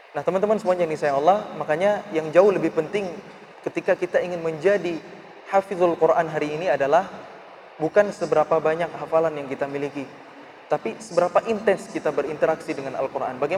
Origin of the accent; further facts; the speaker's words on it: Aceh, Indonesia; born there; saya ditawarin untuk tinggal di sebuah rumah tafiz yang itu dirintis oleh pemerintah daerah di Aceh, di kota kelahiran saya.